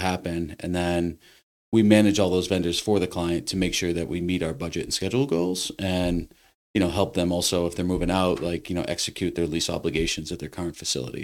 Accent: Westford, Massachusetts, United States; also born or lived in Lowell, Massachusetts / Boston, Massachusetts; now in Littleton, United States; I was born in Lowell. I was raised in Westford

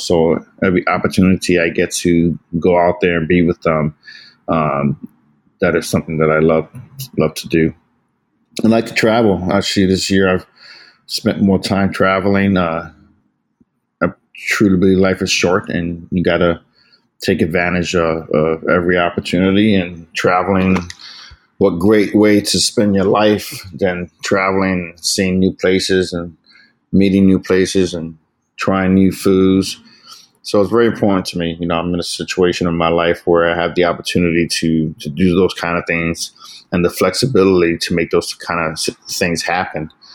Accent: New York City, New York, United States; moved away as an adult; also born or lived in San Diego / Virginia / Seattle; born and raised in the Bronx, to amazing Puerto Rican parents

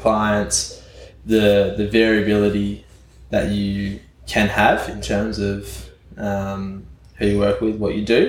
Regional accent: Canberra, Australian Capital Territory, Australia; moved away; Started as a small town boy in Canberra

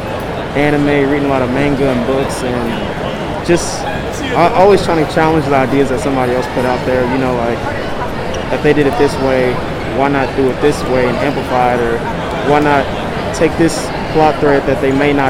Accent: Kansas City, Missouri, United States; I am from Kansas City, Missouri

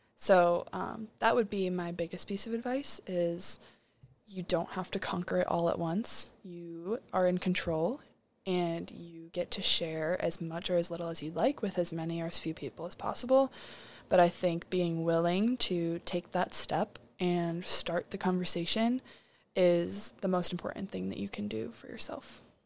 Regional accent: Chicago, Illinois, United States; moved away as an adult; I'm from Chicago, Illinois, so I'm thirteen hours away from home

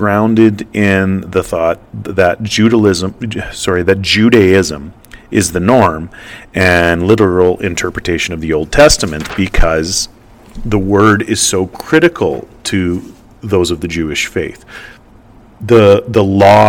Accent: Western Canada, Canada; I grew up in Western Canada, where Christianity is a far bigger faith

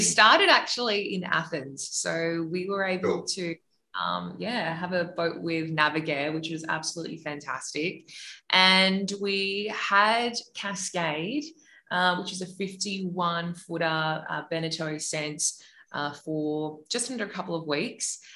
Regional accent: Australia; accent: Australian; we had our Australian accents

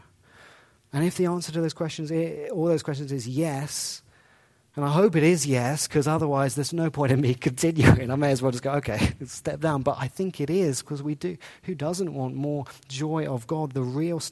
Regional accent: England, United Kingdom; So, I grew up in England.

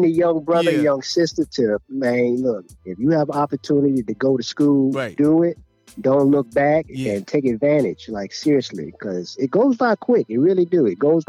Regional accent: Hopewell, Virginia, United States; moved away as an adult; now in Hampton Roads, Virginia, United States; Yep, that's where I'm from originally. That's where I was born and raised.

